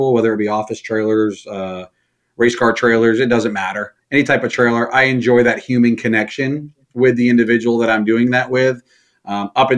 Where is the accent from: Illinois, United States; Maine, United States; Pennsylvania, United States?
Maine, United States; moved away as an adult; now in Indiana, United States; I'm originally from Maine